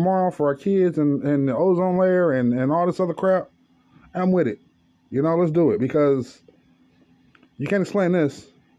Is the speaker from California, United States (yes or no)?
yes; California, United States; to the people of Mississippi, California, my home state, Missouri, Kansas